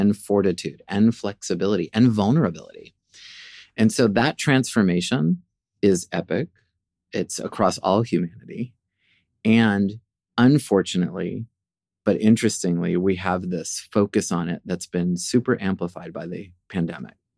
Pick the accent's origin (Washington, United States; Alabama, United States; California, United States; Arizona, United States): Washington, United States; Seattle; moved away as an adult; also born or lived in Norfolk, Virginia / New York; I was born in Norfolk, Virginia. I'm the fourth of four kids, and grew up really primarily in Seattle